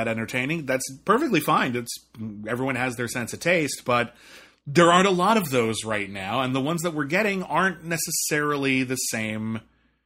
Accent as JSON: {"language": "English", "region": "California", "country": "United States", "tie": "born or raised there", "said": "Whitney and I grew up in California"}